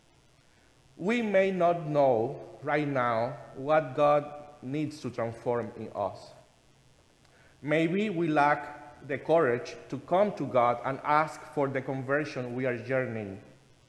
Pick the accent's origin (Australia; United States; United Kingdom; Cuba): Cuba; moved away; being a kid in Cuba, my home country, where my grandmother used to pray and make the sign of the cross in my sick body.